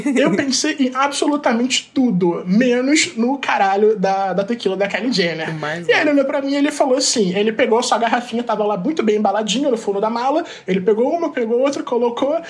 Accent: Brazil; como gay, como brasileiro

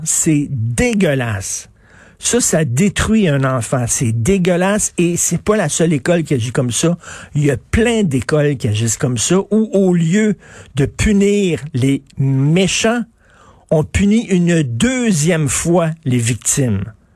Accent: Montreal, Quebec, Canada; Je viens de Verdun. C'était quand même un milieu très rock'n'roll.

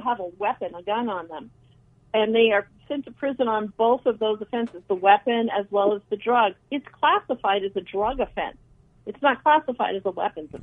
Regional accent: Phoenix, Arizona, United States; I was born in Phoenix and I grew up here

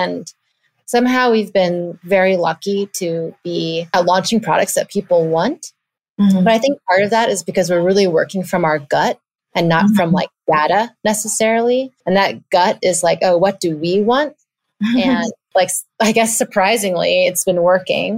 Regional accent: United States; as like an American born, half Taiwanese mixed heritage person

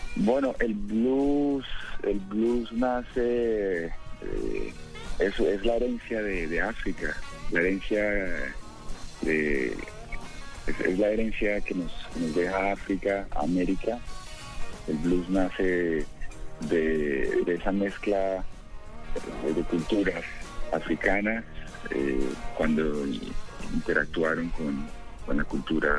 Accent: Pereira, Risaralda, Colombia; Yo soy de Pereira, Pereira, Crisaralda.

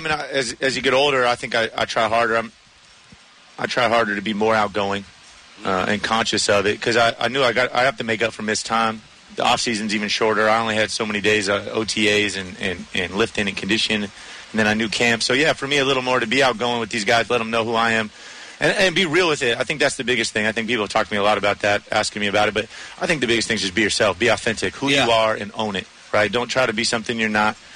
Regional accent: San Diego, California, United States; he and I growing up growing up in San Diego together.

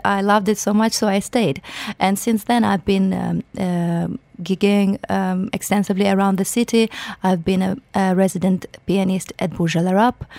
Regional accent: Ukraine; moved away as an adult; I'm originally from Ukraine, mm-hmm. born and raised

